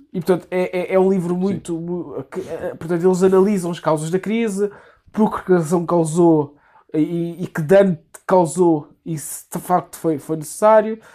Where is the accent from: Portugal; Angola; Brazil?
Portugal; Vilamoura, Algarve; Ou então fico em Vila Moura, que é de onde eu sou